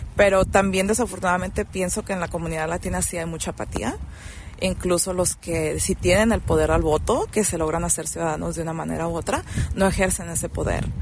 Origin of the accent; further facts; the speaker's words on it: Mexico; now in Nevada, United States; yo soy una inmigrante mexicana